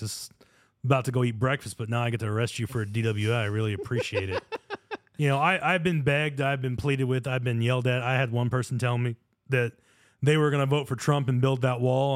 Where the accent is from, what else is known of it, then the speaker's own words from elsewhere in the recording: United States; being born American